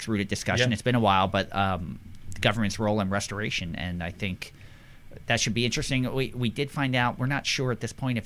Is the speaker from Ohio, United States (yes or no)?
no; Philadelphia, Pennsylvania, United States; growing up in the Philadelphia area